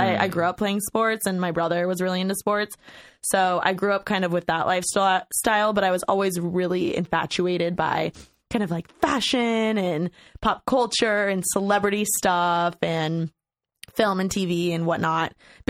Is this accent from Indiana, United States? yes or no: yes; Bloomington, Indiana, United States; now in Los Angeles, United States; Okay, so I'm from Bloomington, Indiana.